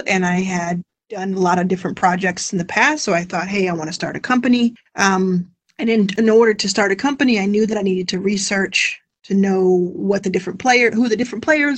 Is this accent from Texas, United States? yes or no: yes; Texas, United States; moved away as an adult; now in Los Angeles, United States; I live in Los Angeles now. I grew up in Texas